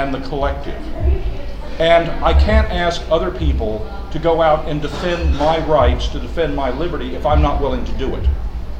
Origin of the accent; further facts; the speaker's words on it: Pulaski, Virginia, United States; I'm from Pulaski, Virginia, born and raised.